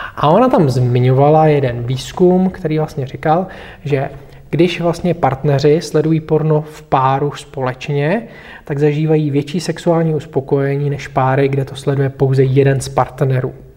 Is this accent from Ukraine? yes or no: no; Bohemia, Czechia; u nás v Čechách